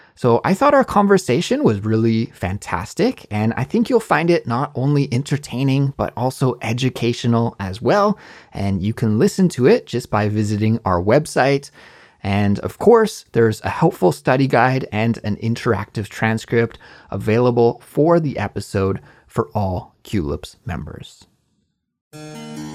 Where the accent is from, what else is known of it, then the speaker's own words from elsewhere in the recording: Canada; moved away as an adult; now in Korea; in Canada, my home country